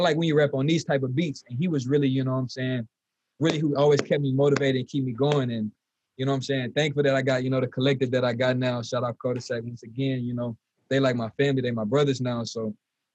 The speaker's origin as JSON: {"language": "English", "town": "Lafayette", "region": "Louisiana", "country": "United States", "tie": "born or raised there", "said": "originally I was born in Lafayette, you know, born and raised"}